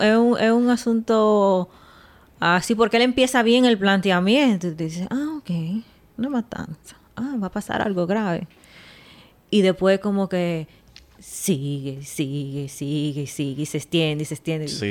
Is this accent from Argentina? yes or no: no; Dominican Republic; Nosotros tuvimos 30 años con Trujillo